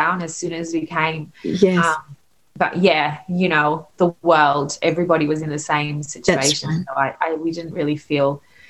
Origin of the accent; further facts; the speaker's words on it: Australia; also born or lived in South Africa; So I grew up in Australia. I'm very Australian, and that's sort of my heritage as South African.